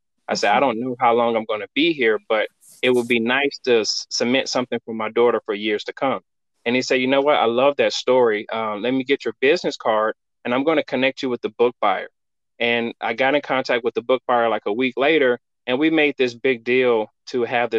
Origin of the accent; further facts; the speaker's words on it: Florida, United States; now in Northwest Arkansas, United States; I came from Florida to Northwest Arkansas, where Walmart's headquarters is in Bentonville.